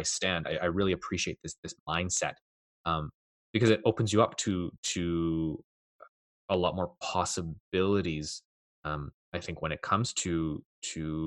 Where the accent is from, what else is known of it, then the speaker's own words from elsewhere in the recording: Canada; I'm Canadian